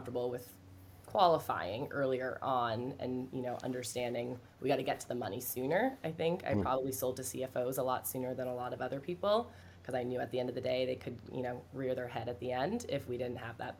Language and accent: English; Ireland; I feel like because I'm Irish, I can get away with it this week